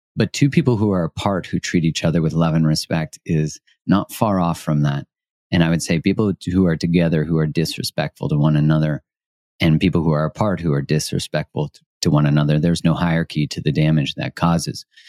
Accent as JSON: {"language": "English", "country": "Canada", "said": "I'm Canadian, and Canadians, I would say, culturally, people kind of laugh at 'cause we say sorry for everything"}